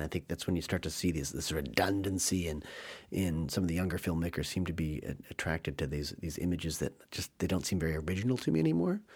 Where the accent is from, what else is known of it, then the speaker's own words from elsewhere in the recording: United States; as an American